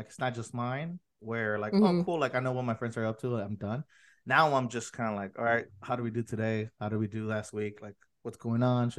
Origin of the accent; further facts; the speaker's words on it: National City, California, United States; I'm in National City. I grew up in National City